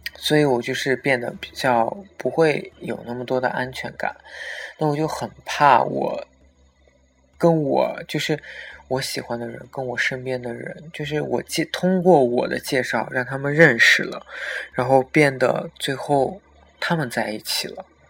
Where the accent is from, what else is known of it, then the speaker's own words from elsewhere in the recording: Xinjiang, China; 我也是新疆人